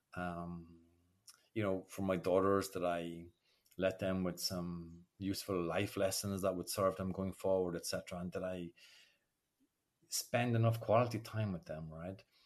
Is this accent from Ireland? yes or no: yes; Ireland; accent: Irish brogue; moved away as an adult; now in France; I grew up in Ireland in, an era where nobody spoke about their feelings